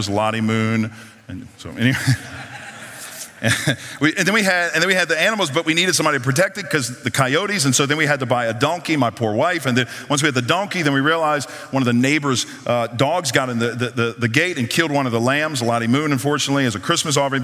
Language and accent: English; New Orleans, Louisiana, United States; moved away; I'm from New Orleans